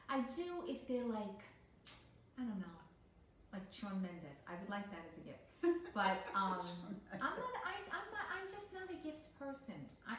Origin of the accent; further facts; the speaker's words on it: New York City, New York, United States; All my life being a New Yorker, I never went to the ball because that was a chores thing, you know, down in Times Square.